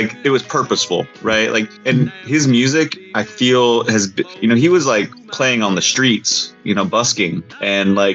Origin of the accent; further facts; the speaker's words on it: New Mexico, United States; now in Los Angeles, United States; I grew up in New Mexico